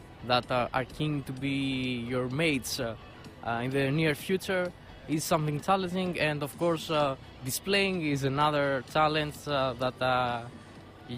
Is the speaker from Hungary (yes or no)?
no; Greece; I'm from Greece